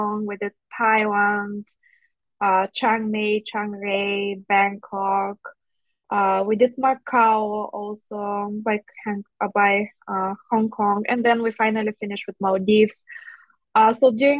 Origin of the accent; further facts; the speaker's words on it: Bulgaria; moved away as an adult; now in Chicago, United States; So originally I'm from Bulgaria. So I grew up in Bulgaria. I did dental school back there